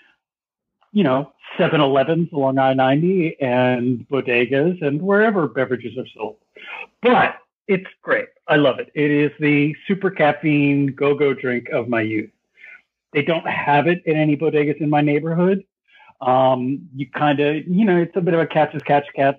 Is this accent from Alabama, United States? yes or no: no; New York City, New York, United States; when I was a youth growing up in New York City